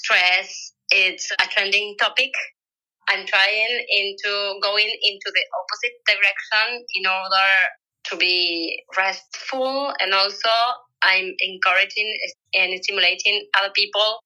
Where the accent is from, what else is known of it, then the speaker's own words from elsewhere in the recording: Uruguay; I'm from Uruguay. I live in Montevideo.